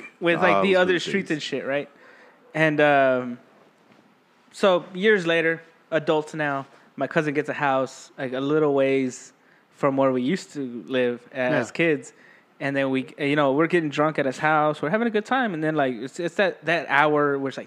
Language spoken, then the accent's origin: English; Austin, Texas, United States; I grew up in Dove Springs area